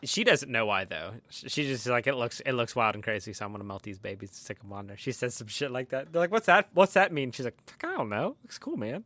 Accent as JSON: {"language": "English", "region": "Pennsylvania", "country": "United States", "said": "We're from Pennsylvania"}